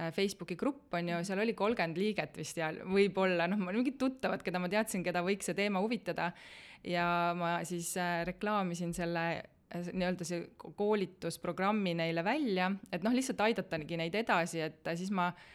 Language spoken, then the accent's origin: Estonian; Tallinn, Harju County, Estonia; moved away; also born or lived in Italy; ma olen jah, põline Tallinna inimene